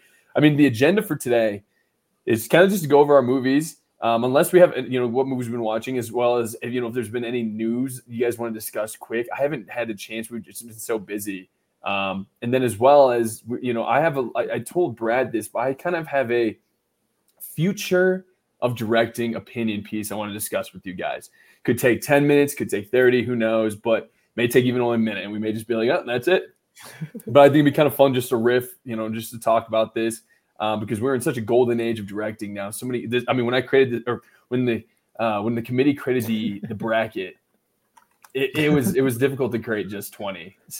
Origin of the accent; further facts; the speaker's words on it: Canada; I'm from Canada, somewhere in Canada.